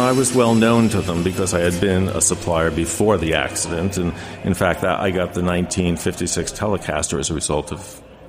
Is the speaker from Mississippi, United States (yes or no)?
no; Long Island, New York, United States; I'm from Long Island.